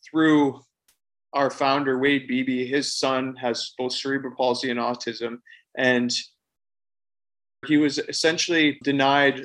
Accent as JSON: {"language": "English", "town": "Forest", "region": "Ontario", "country": "Canada", "tie": "born or raised there", "said": "I grew up in southwestern Ontario in Canada. My hometown's Forest"}